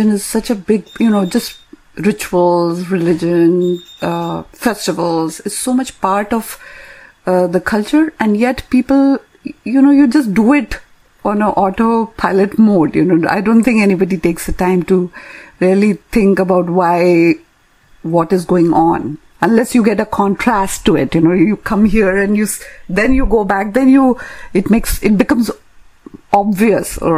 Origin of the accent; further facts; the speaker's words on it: India; now in North America; growing up in India